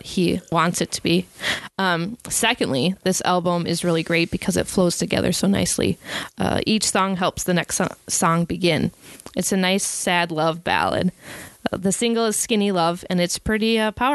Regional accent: Wisconsin, United States; I'm from Wisconsin.

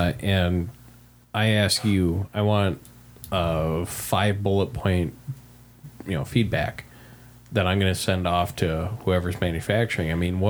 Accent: Wisconsin, United States; I'm from Wisconsin.

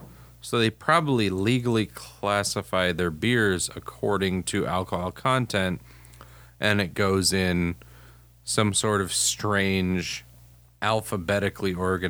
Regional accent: United States

